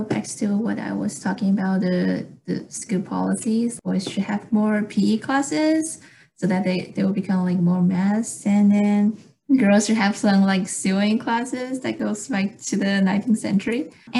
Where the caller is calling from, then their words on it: Irvine, California, United States; I'm a UCI undergrad right now. I'm calling from Irvine today.